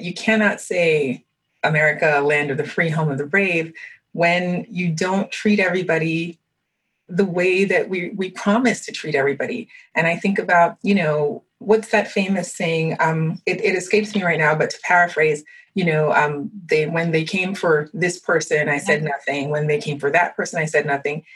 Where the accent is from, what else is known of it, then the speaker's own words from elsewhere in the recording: United States; first language French; English is a second language; although I was born in the United States, I left when I was two months old, and I didn't come back till I was two and a half.